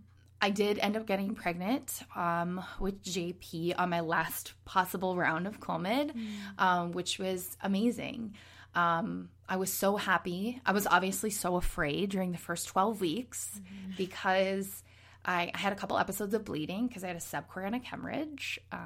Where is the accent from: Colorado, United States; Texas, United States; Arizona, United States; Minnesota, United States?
Minnesota, United States; moved away; also born or lived in Los Angeles / New York; I'm originally from Minnesota, but I have lived with my husband all over the country